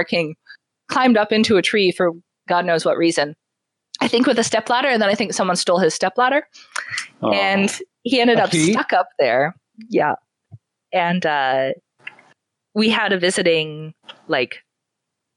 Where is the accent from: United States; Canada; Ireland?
Canada; I'm from Canada